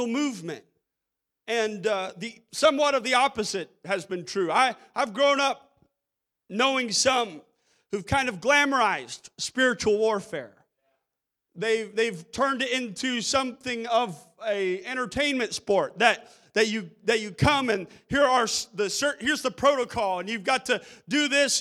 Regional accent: United States; As an American child, I grew up in a nation

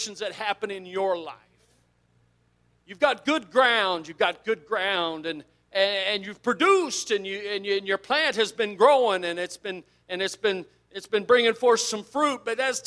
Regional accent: South Central Kansas, United States; I grew up in South Central Kansas

